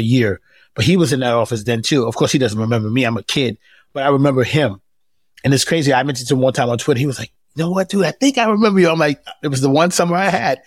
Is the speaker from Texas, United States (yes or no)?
no; New York, United States; moved away as an adult; now in Atlanta, United States; When I grew up in New York in the eighties, everyone was black